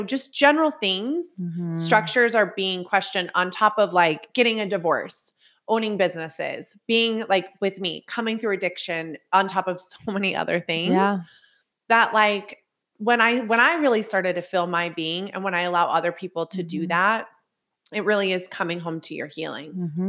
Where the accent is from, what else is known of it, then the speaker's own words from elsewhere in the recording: Utah, United States; So just like for anyone that listens, so, you know, came from broken home. I'm from Utah, right?